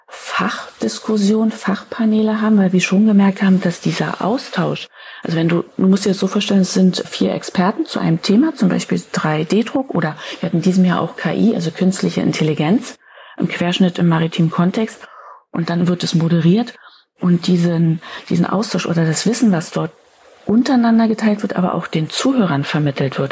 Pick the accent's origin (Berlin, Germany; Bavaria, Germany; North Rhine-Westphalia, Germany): Berlin, Germany; Ich bin Berlinerin